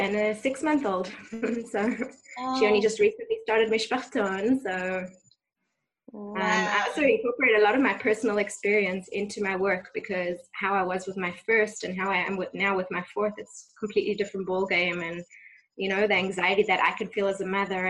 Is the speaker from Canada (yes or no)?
no; South Africa; now in Ra'anana, Israel; growing up in South Africa